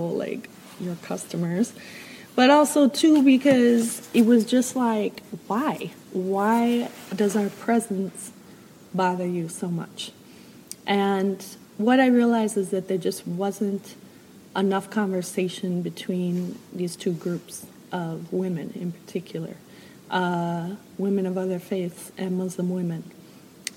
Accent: Chicago, Illinois, United States; moved away; also born or lived in Minneapolis; I was born in Chicago

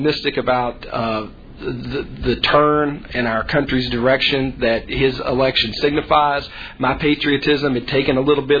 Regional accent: Kentucky, United States; I grew up in Kentucky

